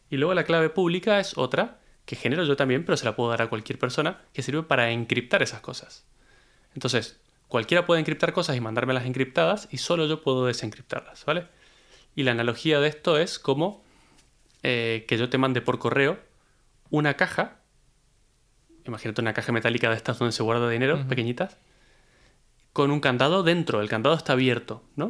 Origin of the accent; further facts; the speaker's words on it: Argentina; moved away; cuando yo me fui de Argentina